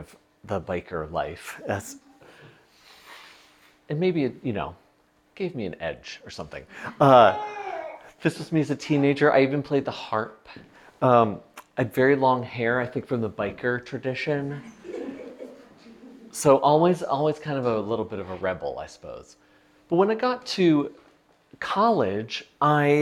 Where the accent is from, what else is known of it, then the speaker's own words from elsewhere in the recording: south of Buffalo, Western New York, United States; now in Denver, United States; I live in Denver now, but I was born and raised in Western New York, south of Buffalo